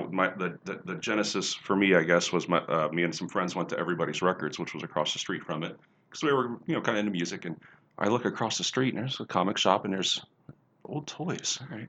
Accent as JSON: {"language": "English", "town": "Cincinnati", "region": "Ohio", "country": "United States", "tie": "born or raised there", "said": "We grew up in Cincinnati."}